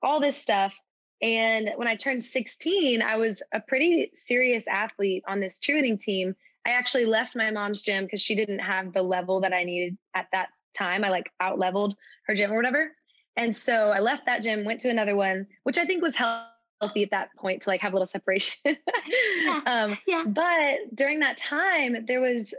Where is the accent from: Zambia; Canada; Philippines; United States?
United States; Dallas, Texas; I'm from Dallas, Texas originally